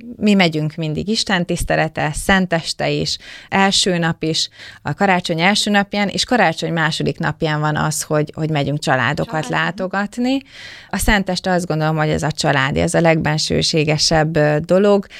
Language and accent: Hungarian; Döge, Szabolcs-Szatmár-Bereg, Hungary; a hatalmas nagy 1100 férőhelyes dögei református templom